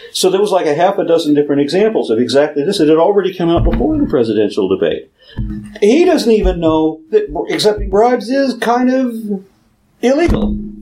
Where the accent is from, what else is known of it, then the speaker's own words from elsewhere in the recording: Texas, United States; being Texan, I can't pronounce anything correctly